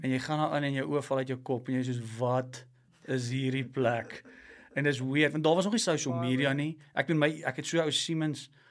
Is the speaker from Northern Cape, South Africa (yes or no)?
no; Klerksdorp, North West, South Africa; Ek kom van Klersop af